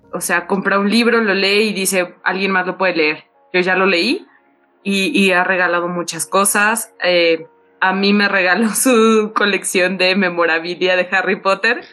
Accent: Mexico City, Mexico; toda mi infancia y adolescencia viví en Iztapalapa

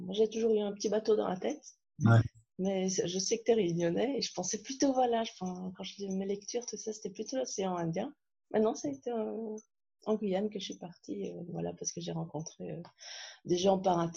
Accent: Belgium; also born or lived in France; euh, j'ai 43 ans, euh

